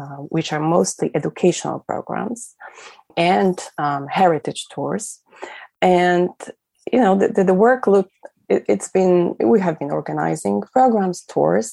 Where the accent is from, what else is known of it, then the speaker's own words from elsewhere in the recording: Krakow, Lesser Poland, Poland; moved away as an adult; also born or lived in Berkeley; now in Warsaw, Poland; I was born in Krakow and in a very particular household. My father runs the Jewish Culture Festival, the Krakow